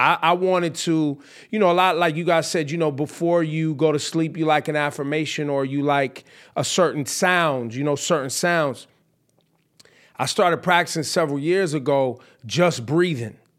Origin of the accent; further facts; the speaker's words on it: the Bay Area, California, United States; when I was growing up in the Bay